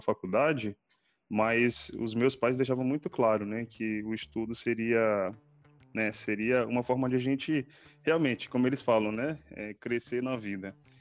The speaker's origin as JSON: {"language": "Portuguese", "area": "Cidade Operária and Bairro de Fátima", "region": "Maranhão", "country": "Brazil", "tie": "born or raised there", "moved": "as an adult", "said": "da onde eu cresci, não só na cidade operária, mas no bairro de Fátima, que é o bairro dos meus que, que é o bairro dos meus pais, onde eu cresci"}